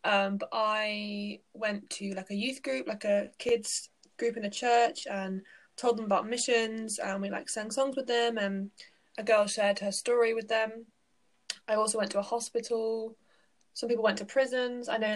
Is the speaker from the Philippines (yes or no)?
no; England, United Kingdom; I am from England.